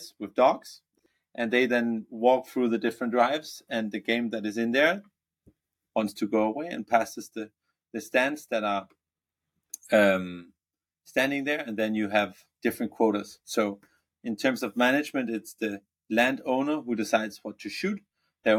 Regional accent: Denmark; also born or lived in Copenhagen, Denmark; I'm born and raised in Denmark. So I'm Danish.

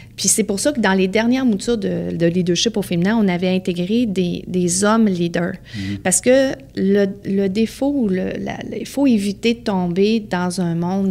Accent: Beauce, Quebec, Canada; j'ai grandi dans la Beauce.

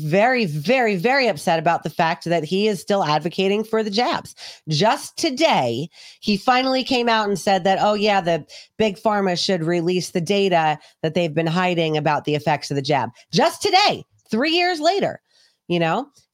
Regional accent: New York City, New York, United States; also born or lived in England; I grew up in New York City

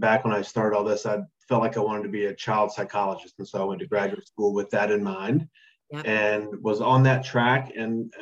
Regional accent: North Carolina, United States; also born or lived in Memphis, Tennessee; I'm from North Carolina.

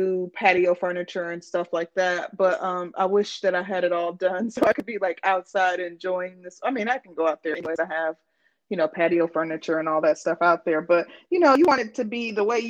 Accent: Midwest, United States; I'm from the Midwest

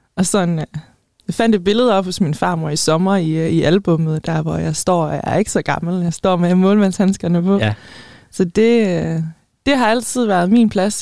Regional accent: Denmark; also born or lived in Spain; som danskere

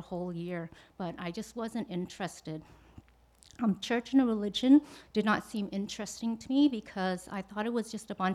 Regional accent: Canada; also born or lived in Vietnam; I was born in Vietnam. I came to Canada when I was 4 years old

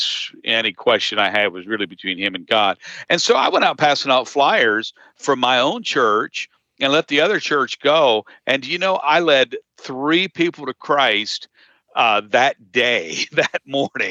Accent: Harrisburg, Pennsylvania, United States; I grew up in the Harrisburg area

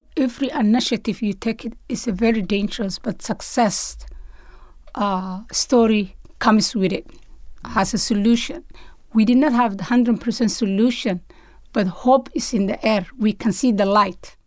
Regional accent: Somalia; moved away as an adult; now in United States; when I grew up in Somalia

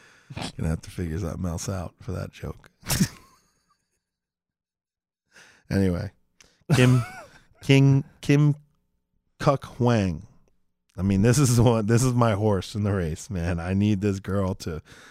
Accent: New York, United States; I mean, I grew up in New York, and I know a lot of Jewish people.

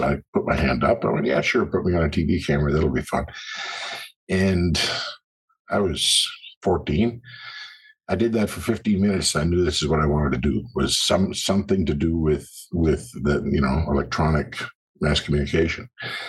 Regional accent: Brazil; born there; I was born in Brazil. And as I like to say, that's where the nuts come from.

